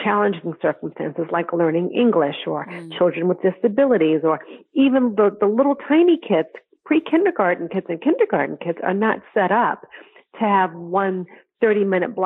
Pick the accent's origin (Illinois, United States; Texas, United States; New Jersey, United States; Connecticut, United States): Connecticut, United States; in the state of Connecticut, which is my hometown